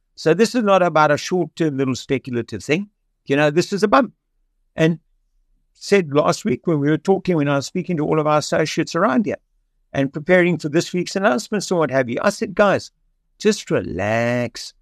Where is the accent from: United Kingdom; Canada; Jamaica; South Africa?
South Africa; Cape Town, Western Cape; I was born in Cape Town in 1953